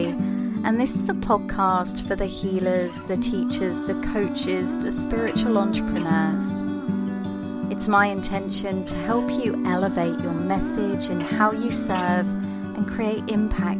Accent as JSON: {"language": "English", "area": "Isle of Wight", "region": "South East England", "country": "United Kingdom", "said": "I'm from the Isle of Wight, just at the bottom, just below Southampton in Portsmouth, a little place that's..."}